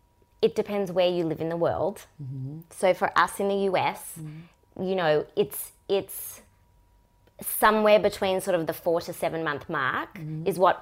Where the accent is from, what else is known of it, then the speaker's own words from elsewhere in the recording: Melbourne, Victoria, Australia; Very far down south, Australia.